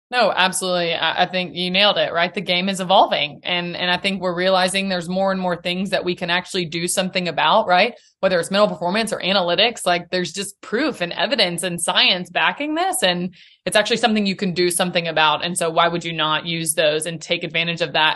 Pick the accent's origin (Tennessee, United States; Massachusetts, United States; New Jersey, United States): Tennessee, United States; Nashville; also born or lived in Chattanooga; born and raised in Nashville.